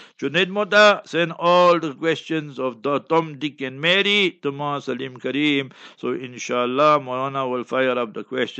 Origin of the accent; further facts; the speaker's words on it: Palestine; born there; I was born in Palestine, for example. Now I want to renew my passport. You say, no, the Palestine must be removed.